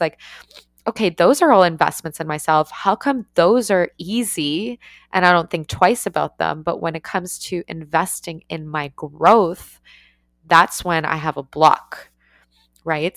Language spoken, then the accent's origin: English; Canada; also born or lived in Ukraine; I moved to Canada when I was five and we were growing up